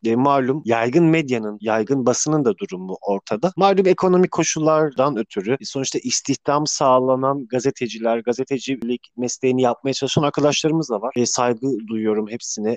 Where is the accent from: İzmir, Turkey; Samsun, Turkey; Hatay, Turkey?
Samsun, Turkey; Samsun'da yaşıyorum. Samsun'da doğdum.